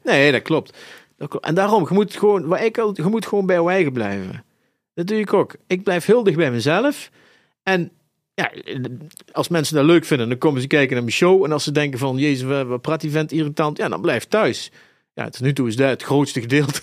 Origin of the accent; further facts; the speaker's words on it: Eindhoven, North Brabant, Netherlands; moved away as an adult; now in Zaltbommel, Netherlands; ik ben geboren en getogen in Eindhoven